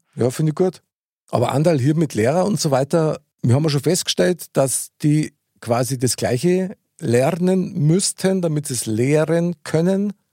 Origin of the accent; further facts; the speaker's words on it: Bavaria, Germany; unser herzliches bayerisches Lebensgefühl